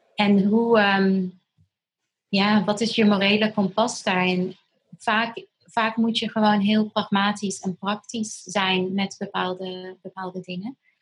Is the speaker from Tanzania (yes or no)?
yes; Tanzania; moved away; ik ben in Tanzania opgegroeid.